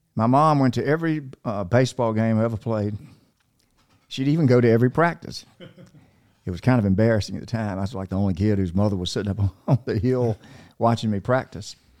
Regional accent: Macon, Georgia, United States; also born or lived in North Carolina; we moved from North Carolina when I was three to Macon, Georgia

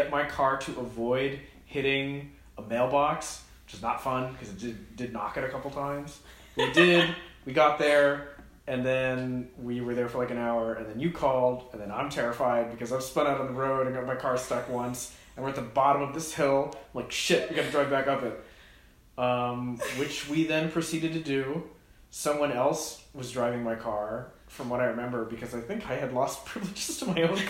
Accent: New Hampshire, United States; I grew up in New Hampshire

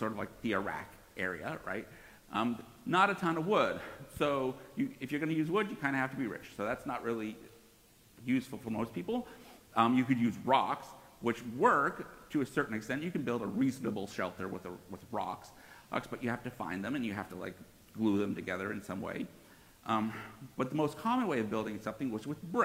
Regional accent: Northeast, United States; I grew up in the Northeast

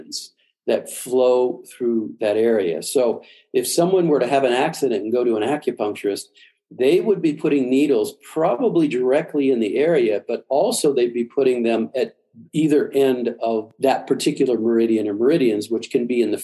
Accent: Midwest, United States; I was brought up in the Midwest, meat and potatoes.

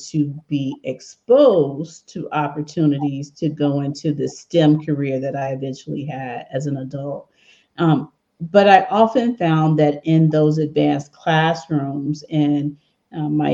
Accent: Memphis, Tennessee, United States; now in Bay Area, United States; when I was a 10-year-old or 8-year-old, 7-year-old girl growing up in Memphis, Tennessee

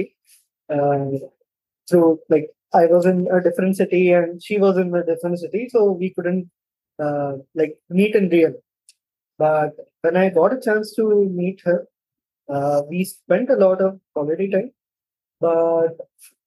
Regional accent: India; also born or lived in Mumbai; I'm from India. I live in Mumbai

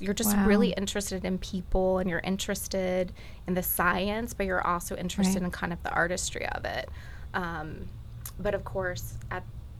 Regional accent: Port Charlotte, Florida, United States; also born or lived in Miami; So I grew up in Florida. I'm actually one of the true Floridians. I was born and raised here, and my family lives on the other coast in a small town, Port Charlotte, which kind of has the same vibe. You know, everybody knows each other.

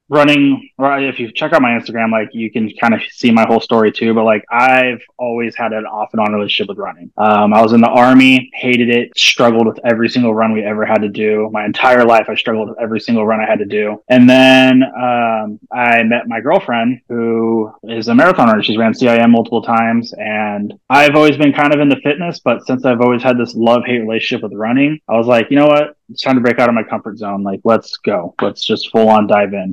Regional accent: Santa Rosa, California, United States; moved away; I grew up in Santa Rosa

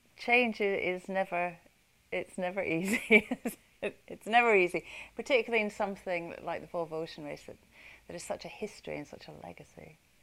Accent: United Kingdom

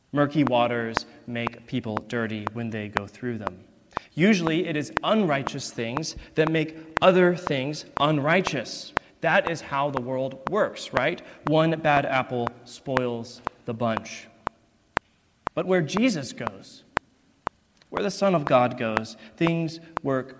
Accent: East Texas, United States; moved away; I am from East Texas, a fact that I am very, very proud of.

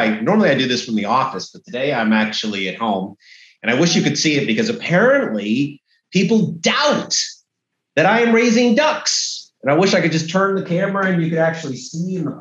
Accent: Alexandria, Virginia, United States; I was born in Washington, D.C. Well, actually, Alexandria

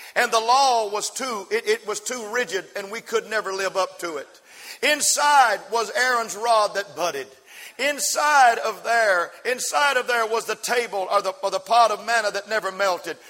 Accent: West Texas, United States; I was raised out in West Texas

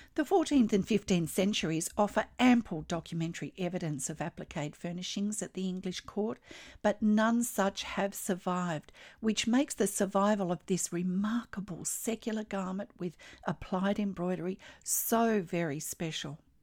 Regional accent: Australia

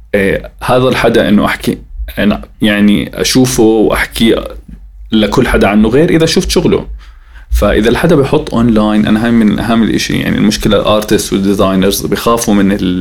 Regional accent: Jordan; احنا عندنا بالاردن

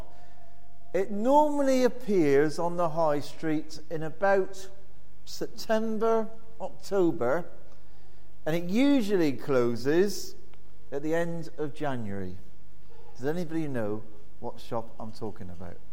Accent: Plymouth, South West England, United Kingdom; moved away; I'm originally from Plymouth

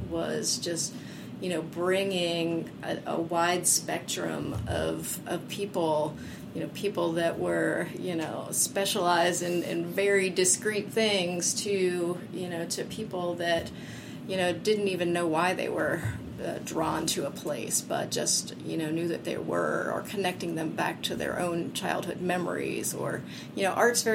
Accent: Hublersburg, Pennsylvania, United States; I grew up here in Center County, a little town called Hublersburg

